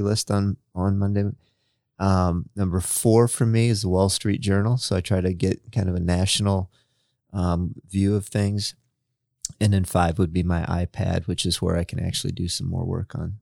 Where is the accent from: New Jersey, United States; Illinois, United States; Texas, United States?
Illinois, United States; now in Indiana, United States; growing up in Illinois, so we had the community college sy-, system, and we had one in my hometown